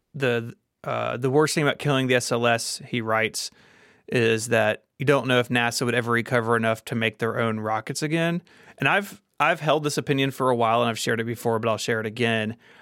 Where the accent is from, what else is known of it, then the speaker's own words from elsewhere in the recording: Memphis, Tennessee, United States; here in my hometown of Memphis, Tennessee